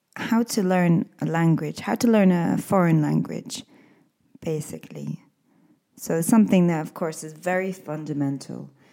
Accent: Scotland, United Kingdom; now in Spain; I'm an English teacher from Scotland

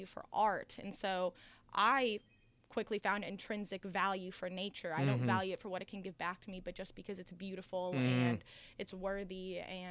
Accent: Acworth, Georgia, United States; I'm from Acworth, Georgia

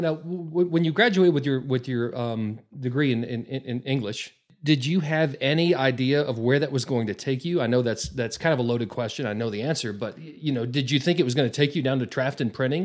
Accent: Borger, Texas, United States; now in Amarillo, United States; I grew up in Borger, and so to me, as a small town kid

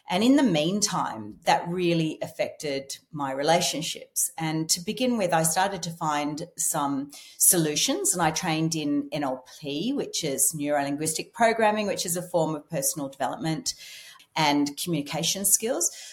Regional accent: Scotland, United Kingdom; I'm Scottish.

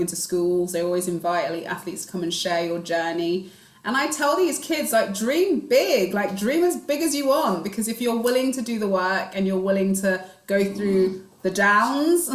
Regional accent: London, United Kingdom; I grew up in Northwest London, Stonebridge Park, which is just tucked behind Wembley

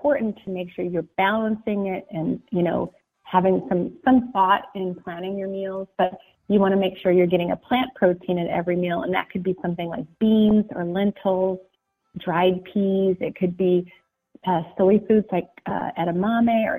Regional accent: Pacific Northwest, United States; I was raised in the Pacific Northwest in the country

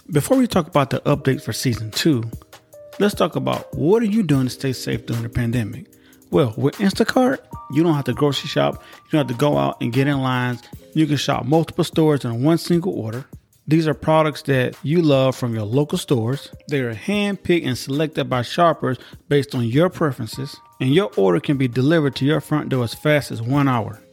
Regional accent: United States

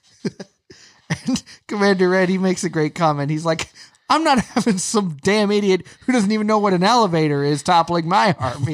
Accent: Florida, United States; moved away; we had annual passes growing up in Florida

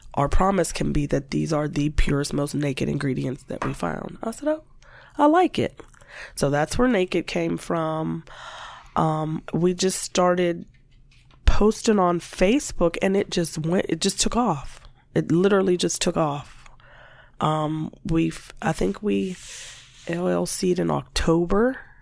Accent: Warren, Ohio, United States; I happened being in Warren and growing up in Warren

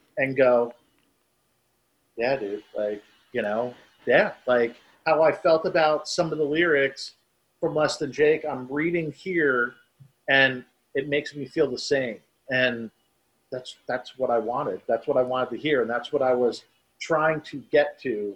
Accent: New Jersey, United States; now in Florida, United States; when I grew up in New Jersey. So yeah, leaving New Jersey, coming to Florida

